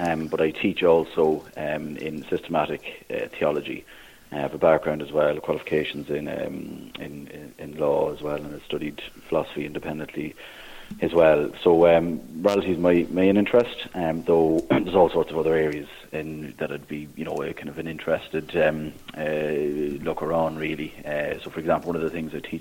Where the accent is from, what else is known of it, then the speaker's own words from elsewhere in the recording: Navan, Leinster, Ireland; moved away as an adult; also born or lived in Maynooth, Kildare / Dublin; now in Thurles, Ireland; I'm originally from Navan, County Mead. So I grew up there